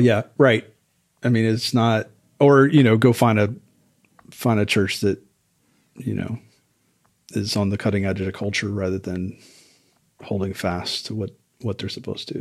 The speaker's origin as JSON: {"language": "English", "region": "South Louisiana", "country": "United States", "moved": "yes", "said": "I'm originally from South Louisiana"}